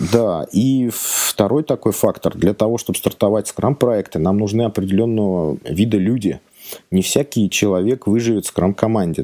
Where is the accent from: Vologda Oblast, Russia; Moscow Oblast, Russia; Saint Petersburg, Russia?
Moscow Oblast, Russia; outside Moscow Ring Road; я не совсем из Москвы, я коренной замкадыш, но как бы работать приходится в Москве